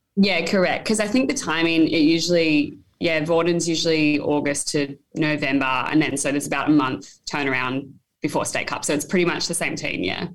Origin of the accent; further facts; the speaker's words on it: Taree, New South Wales, Australia; also born or lived in Sydney; I was born in Sydney, but I actually grew up in Taree right. um, on the mid north coast of New South Wales. Um, so, yeah, I spent 11 years there growing up